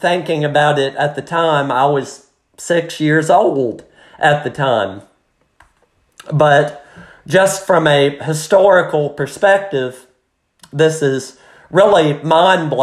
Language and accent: English; United States; just as an American watching it